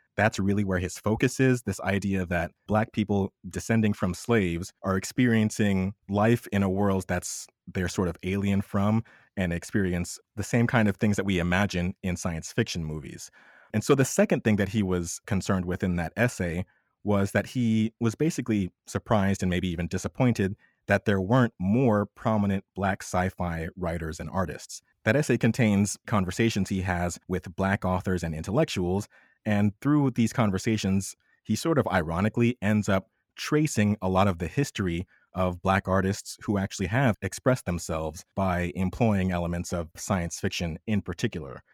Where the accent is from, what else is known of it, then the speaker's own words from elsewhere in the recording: United States; I'm a Black American, but I still experience my life as an American